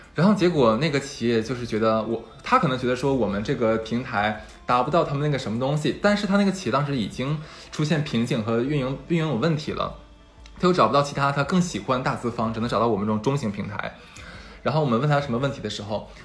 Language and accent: Chinese; Harbin, Heilongjiang, China; 我是哈尔滨人